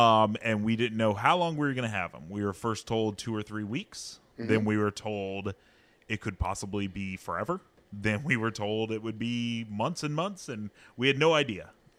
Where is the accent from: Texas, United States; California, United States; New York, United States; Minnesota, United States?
California, United States; Hanford; also born or lived in Kansas; I was born in Kansas. Mm-hmm. She was born in Hanford, but I've lived in Hanford my whole life.